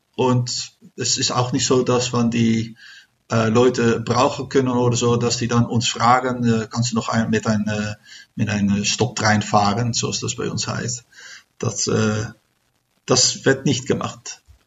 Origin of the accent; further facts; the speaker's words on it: Netherlands; German is a second language; wir sind aus Holland